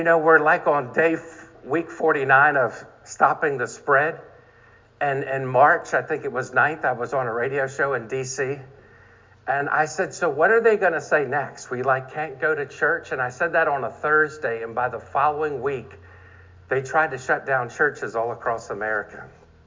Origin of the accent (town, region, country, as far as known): Maryland, United States